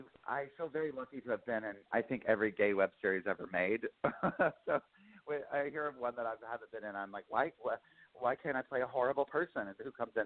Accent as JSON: {"language": "English", "town": "Lincolnton", "region": "North Carolina", "country": "United States", "tie": "born or raised there", "said": "We moved around a lot, but mainly all over North and South Carolina. I always say I'm from Lincoln to North Carolina, which is like, I just outside of Charlotte."}